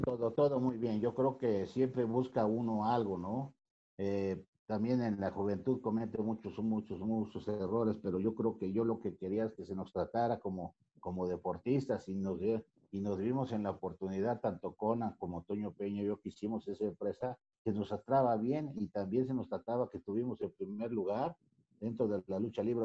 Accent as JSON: {"language": "Spanish", "region": "Veracruz", "country": "Mexico", "tie": "born or raised there", "also_born_or_lived": "Xalapa, Veracruz / Mexico City", "moved": "as an adult", "said": "yo soy de Veracruz, yo nací en Veracruz, pero estudié en Jalapa, Veracruz"}